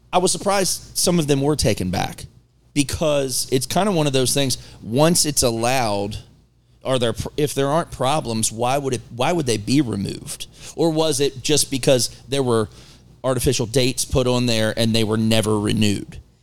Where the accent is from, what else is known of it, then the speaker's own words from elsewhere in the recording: Maryland, United States; also born or lived in Virginia / West Virginia; now in North Carolina, United States; I grew up in there in Maryland